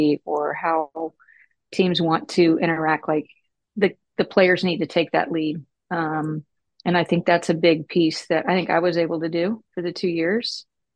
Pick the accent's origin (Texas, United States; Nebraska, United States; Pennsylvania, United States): Texas, United States; moved away as an adult; also born or lived in Houston / Dallas / Maryland; I grew up in Dallas and Houston and actually Texas. So Houston, and then I moved over to Dallas